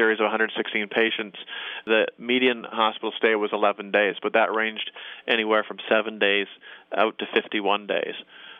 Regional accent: Canada; I will rarely use a combination of what I call a hockey stick incision, being a Canadian

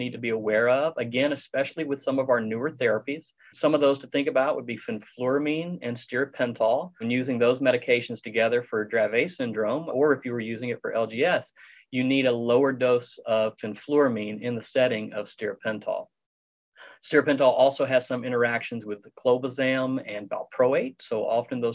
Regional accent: Texas, United States; I'm from Texas

